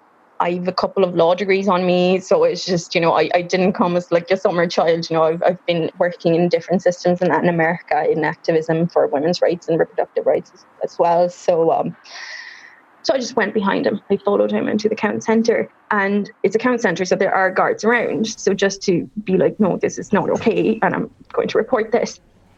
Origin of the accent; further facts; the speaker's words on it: Cork, Munster, Ireland; also born or lived in Paraguay; A lot of people say that I sound from Cork, and I was like, I am from Cork, but I was accidentally born in Paraguay.